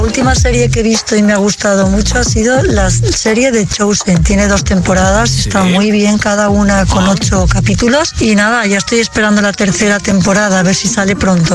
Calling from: Vigo, Galicia, Spain; llamo desde Vigo

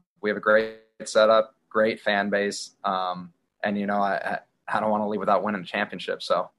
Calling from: Chicago, Illinois, United States; I'm in Chicago, man.

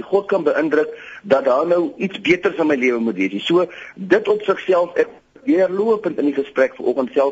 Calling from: Potchefstroom, North West, South Africa; Ek is hier van Potchefstroom se wêreld en ek wil graag net 'n insig lewe ter wille van perspektief.

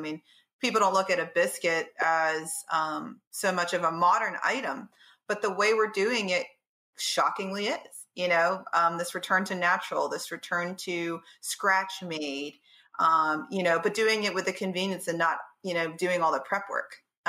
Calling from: Baltimore, Maryland, United States; Home in Baltimore, Maryland.

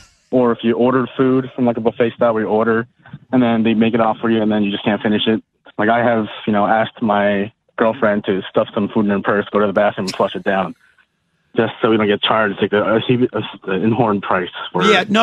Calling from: New York City, New York, United States; From New York City.

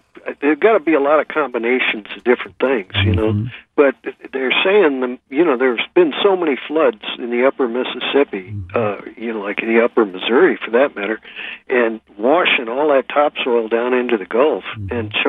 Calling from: Guam; Well, I'm calling you from Guam, so I can only tell you that it's a little after 5.

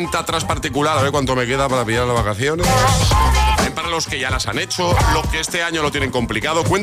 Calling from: Zaragoza, Aragon, Spain; de Zaragoza.

